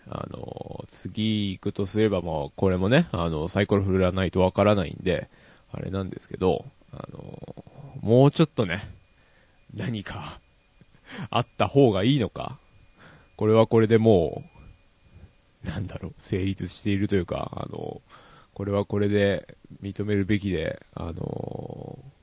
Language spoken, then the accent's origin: Japanese; Yamanashi, Japan; 地元山梨